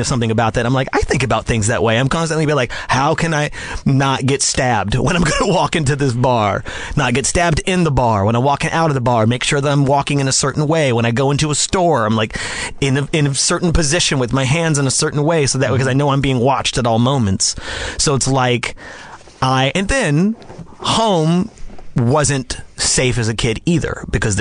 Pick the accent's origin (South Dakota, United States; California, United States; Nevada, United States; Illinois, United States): Nevada, United States; Las Vegas; I grew up in Las Vegas, Nevada.